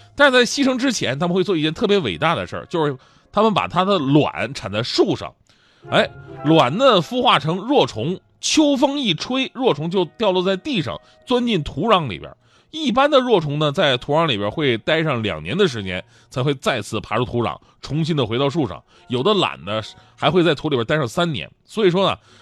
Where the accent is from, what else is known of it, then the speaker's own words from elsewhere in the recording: Northeast China, China; also born or lived in Jiangsu and Zhejiang; 东北反正是个节气就吃饺子，就我们那饺子有谜一样的爱恋